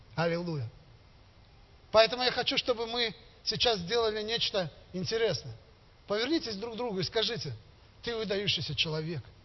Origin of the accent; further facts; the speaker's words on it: Gomel, Gomel Region, Belarus; я из Костюковки, есть такой поселок теперь, который стал городом Гомелем